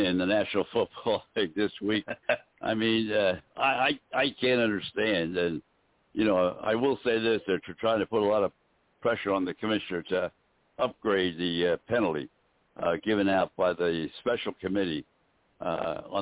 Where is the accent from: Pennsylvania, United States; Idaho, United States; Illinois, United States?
Pennsylvania, United States; Philadelphia; the Stefanski family, we grew up with them in Philadelphia